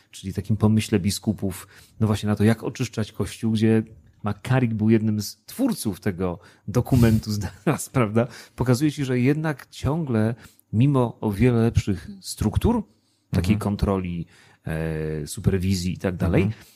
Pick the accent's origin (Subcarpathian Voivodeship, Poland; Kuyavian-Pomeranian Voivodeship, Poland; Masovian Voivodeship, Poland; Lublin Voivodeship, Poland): Subcarpathian Voivodeship, Poland; Przemyśl; also born or lived in Tarnów; now in Wrocław, Poland; urodziłem się w Tarnowie, bardzo piękne miasto, aczkolwiek w ogóle go nie znam, bo nigdy tam nie mieszkałem, a wychowałem się w nie mniej, a może nawet bardziej urokliwym mieście Przemyślu, a więc Podkarpacie